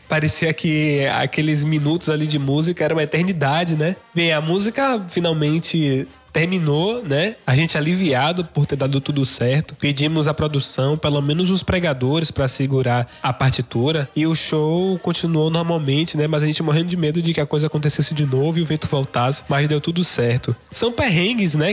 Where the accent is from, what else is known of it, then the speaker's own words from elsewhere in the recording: Salvador, Bahia, Brazil; sou de Salvador, Bahia.